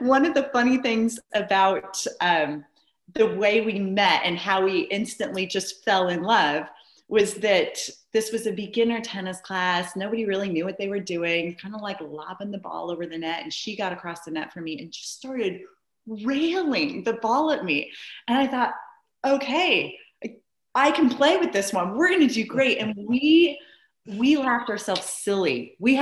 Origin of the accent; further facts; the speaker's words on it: Iowa, United States; now in Bend, United States; I'm from Iowa